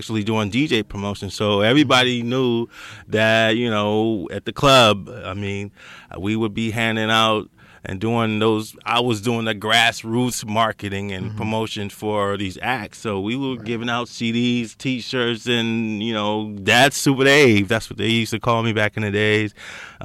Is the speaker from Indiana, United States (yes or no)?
no; Los Angeles, California, United States; I grew up in Los Angeles area, out of Baldwin Hills, that Crenshaw District area